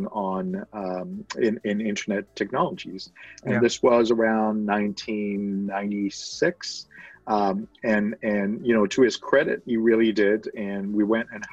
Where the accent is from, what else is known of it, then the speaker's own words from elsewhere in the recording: France; I was born and raised in France